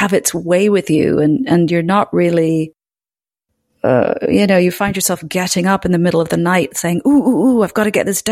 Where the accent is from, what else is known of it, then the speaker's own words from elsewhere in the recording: Scotland, United Kingdom; I was brought up in Scotland